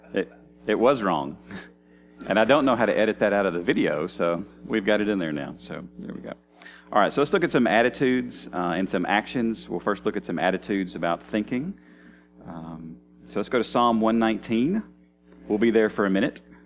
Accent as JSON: {"language": "English", "country": "United States", "said": "I'm an American"}